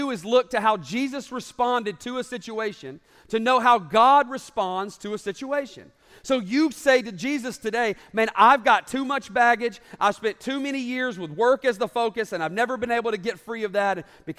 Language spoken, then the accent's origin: English; the South, United States; also born or lived in Alabama; And I grew up in the South, and football is kind of a big deal.